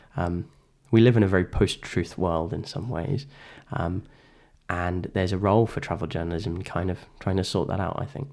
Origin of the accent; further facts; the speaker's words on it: England, United Kingdom; I am inexplicably British, whether I want to be or not, right?